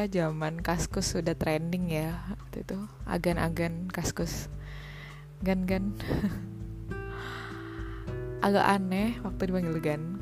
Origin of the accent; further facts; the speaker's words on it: Java, Indonesia; Ya seperti namanya memang saya asli orang Jawa.